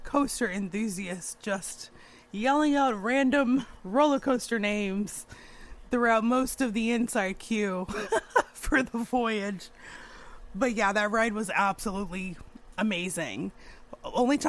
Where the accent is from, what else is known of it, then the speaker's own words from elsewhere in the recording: outside of Phoenix, Arizona, United States; moved away; my hometown outside of Phoenix, Arizona, Superstition Mountain